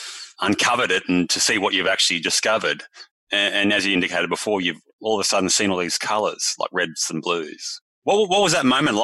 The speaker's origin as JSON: {"language": "English", "town": "Bendigo", "region": "Victoria", "country": "Australia", "tie": "born or raised there", "said": "That's my hometown, Janice, by the way."}